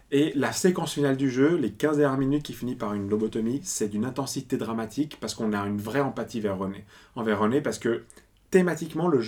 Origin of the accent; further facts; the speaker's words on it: Italy; je suis italien